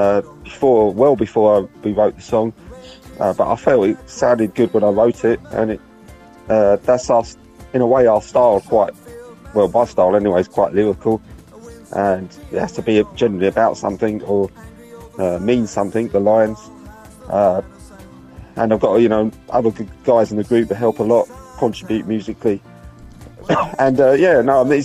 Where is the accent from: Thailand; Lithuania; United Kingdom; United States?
United Kingdom; West Sussex, South East England; from Bawley, West Essex